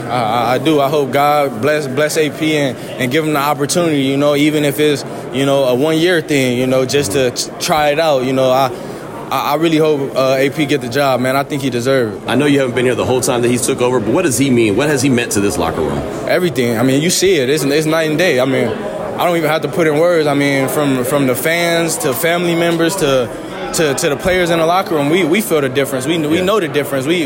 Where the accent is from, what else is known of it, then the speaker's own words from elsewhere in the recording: West Coast, United States; I'm, I'm, I'm from the West Coast, so it's you know going out to the East Coast at first it was it was different coming out here.